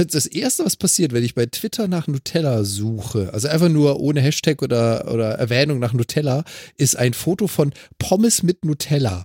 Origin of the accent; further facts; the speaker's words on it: Freiburg, Baden-Württemberg, Germany; now in Hamburg, Germany; Also kommt genau da gebürtig her, wo ich herkomme